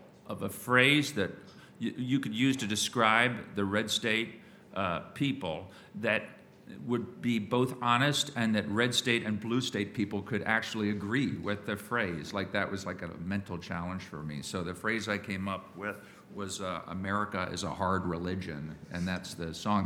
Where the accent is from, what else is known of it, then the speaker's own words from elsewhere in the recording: York, Pennsylvania, United States; born there; I'm from York, yeah. Well, yeah. I was born there. Yeah.